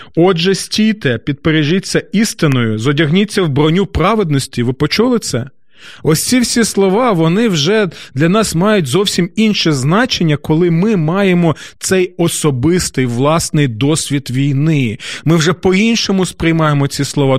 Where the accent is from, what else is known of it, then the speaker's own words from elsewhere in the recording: Kyiv, Ukraine; нашого рідного міста, нашої столиці